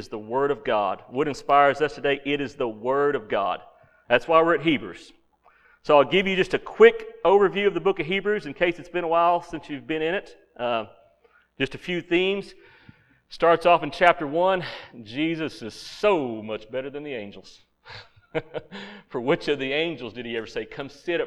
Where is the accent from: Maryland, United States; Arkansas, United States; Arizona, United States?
Arkansas, United States; Central; moved away; I'm from Central Arkansas, where every year we had the blackbird migration